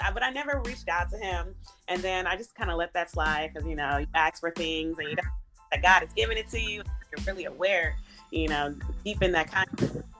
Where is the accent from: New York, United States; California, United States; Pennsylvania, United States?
California, United States; the Bay Area; now in Los Angeles, United States; I'm originally from the Bay Area, live in Los Angeles, California